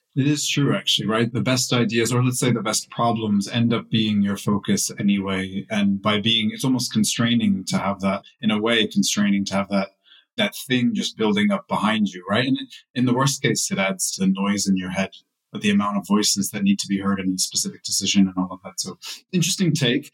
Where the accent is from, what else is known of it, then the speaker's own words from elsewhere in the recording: United States; now in Europe; I'm also an American living in Europe